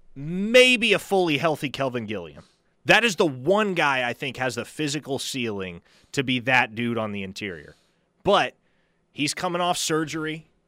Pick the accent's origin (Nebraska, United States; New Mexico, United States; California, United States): Nebraska, United States; moved away; Nebraska is home for me. Where I grew up in Nebraska